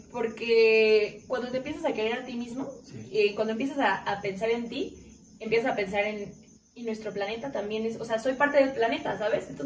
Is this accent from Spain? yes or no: no; Lagos de Moreno, Jalisco, Mexico; moved away as an adult; now in Aguascalientes, Mexico; estaba aquí en Aguascalientes. Y dije, pues qué mejor, pues cerca de mi familia, soy de Lagos de Moreno